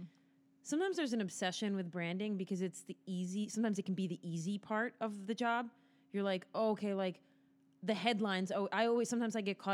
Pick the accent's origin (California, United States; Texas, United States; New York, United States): New York, United States; Niskayuna; we're both from the Capital District, which is upstate New York area